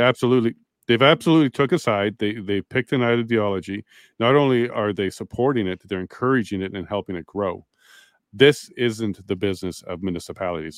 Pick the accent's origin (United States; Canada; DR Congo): Canada; We would do some big, big things as Canadians.